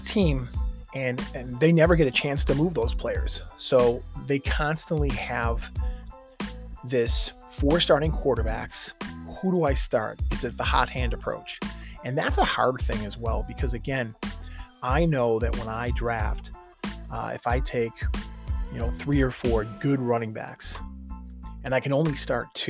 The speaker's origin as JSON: {"language": "English", "town": "Buffalo", "region": "New York", "country": "United States", "said": "we're from Buffalo"}